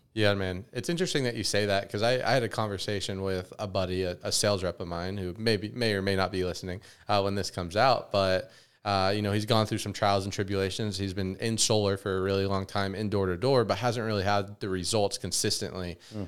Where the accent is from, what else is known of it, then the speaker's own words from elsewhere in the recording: Las Vegas, Nevada, United States; growing up in Vegas